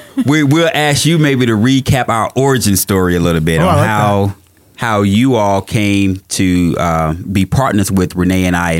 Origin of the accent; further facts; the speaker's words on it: Missouri, United States; I'm from the Show Me State